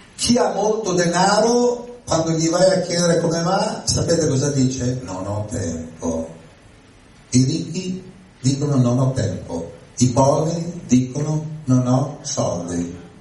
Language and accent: Italian; Milan, Lombardy, Italy; io vengo da Milano